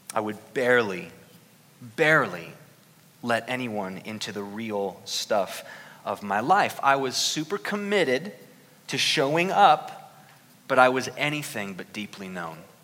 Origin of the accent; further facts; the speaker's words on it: Newark, Ohio, United States; moved away; my hometown of Newark, Ohio